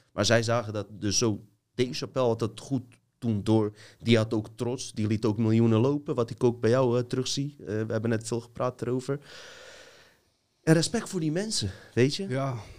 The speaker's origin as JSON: {"language": "Dutch", "country": "Montenegro", "moved": "yes", "lives_now": "Netherlands"}